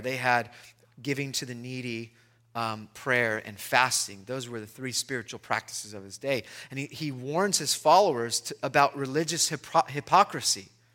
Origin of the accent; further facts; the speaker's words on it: Long Beach, California, United States; I'm from Long Beach.